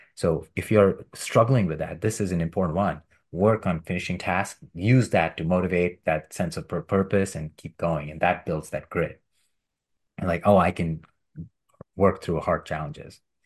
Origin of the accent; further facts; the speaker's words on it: India; When I was a child growing up in India